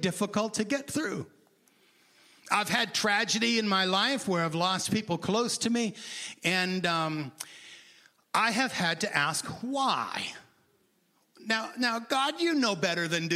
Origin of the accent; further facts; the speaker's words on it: Maine, United States; I grew up in Maine